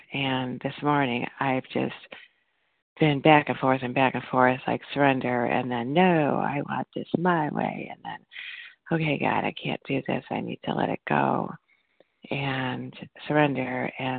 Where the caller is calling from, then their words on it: Illinois, United States; from Northwest Illinois.